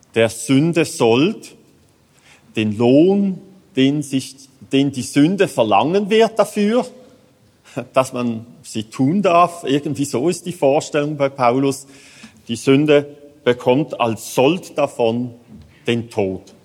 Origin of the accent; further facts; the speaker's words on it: Switzerland; Als Schweizer